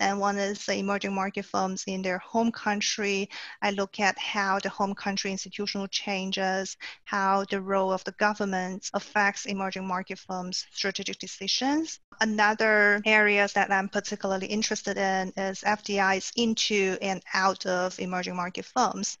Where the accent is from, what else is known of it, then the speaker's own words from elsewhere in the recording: China; moved away as an adult; also born or lived in Singapore; I was born and raised in China